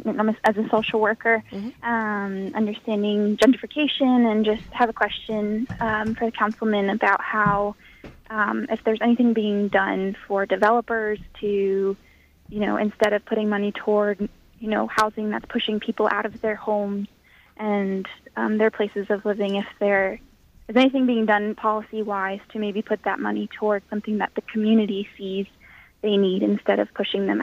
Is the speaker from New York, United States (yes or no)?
yes; New York, United States; I'm actually from Rockland County, New York.